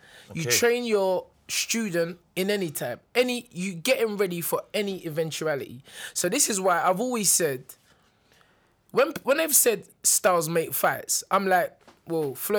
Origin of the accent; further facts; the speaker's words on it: Nigeria; I'm Nigerian.